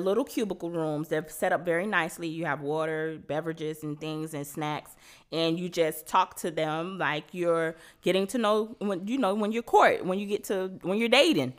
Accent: Miami, Florida, United States; I'm from Miami.

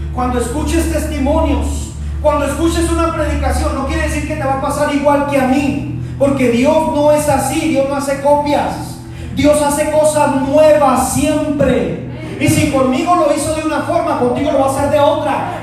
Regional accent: Mexico; also born or lived in Chihuahua; nuestra cultura dice que pues somos mexicanos

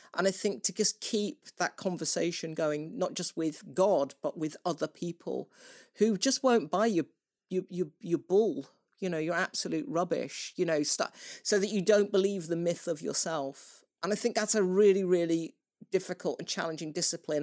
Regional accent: United Kingdom; I am British

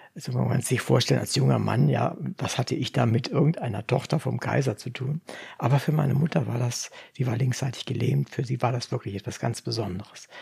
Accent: Braunschweig, Lower Saxony, Germany; also born or lived in Wolfenbüttel; Wir kommen aus Braunschweig, Wolfenbüttel, Braunschweig.

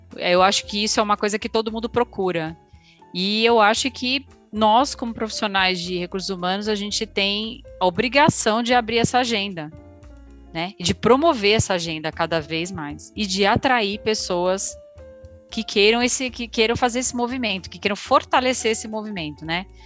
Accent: Brazil; a gente, como um bom brasileiro

